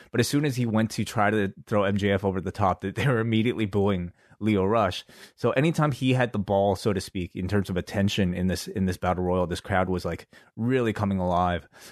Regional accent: Canada; we're from Canada.

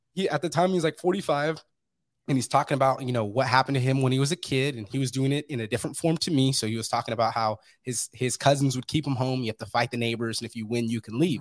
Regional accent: Fresno, California, United States; moved away; I'm from Fresno, California, originally

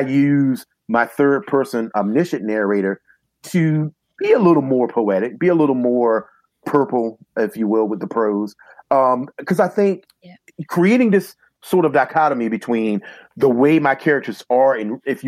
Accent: the South, United States; being a Southerner and growing up in a Southern environment

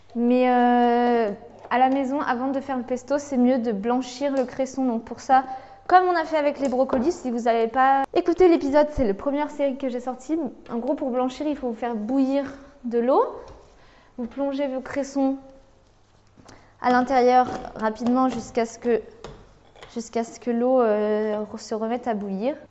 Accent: France; nous en tant que Français

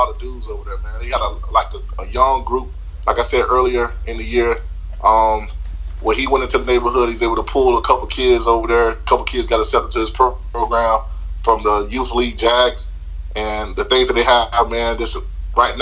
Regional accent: Plant City, Florida, United States; I'm from Plant City

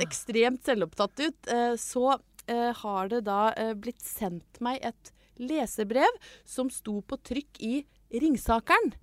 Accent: Brøttum, Innlandet, Norway; moved away; min kjærleik til hjembygda mi

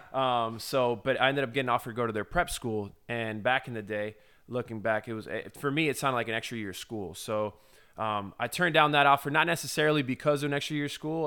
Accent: Florida, United States; I'm a kid from Florida

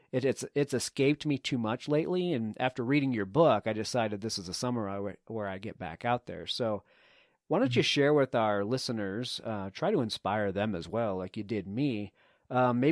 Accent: East Coast, United States; you and I both grew up on the East Coast

